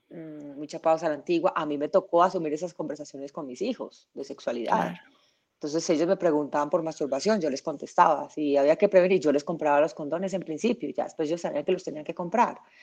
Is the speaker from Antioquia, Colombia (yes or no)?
yes; Medellín, Antioquia, Colombia; Yo nací en Medellín